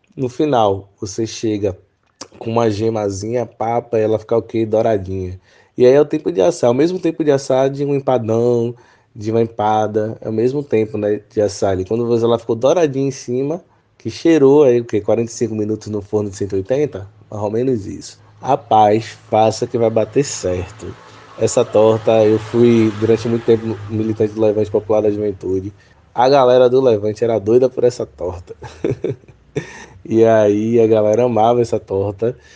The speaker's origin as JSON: {"language": "Portuguese", "town": "Salvador", "region": "Bahia", "country": "Brazil", "moved": "as an adult", "lives_now": "Cachoeira, Brazil", "said": "sou de Salvador, Bahia e atualmente estou morando em Cachoeira"}